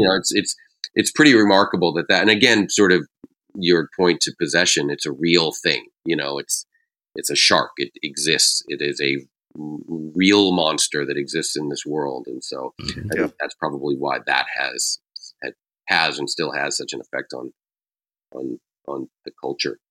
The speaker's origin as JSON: {"language": "English", "area": "New England", "region": "Massachusetts", "country": "United States", "tie": "born or raised there", "said": "growing up in New England"}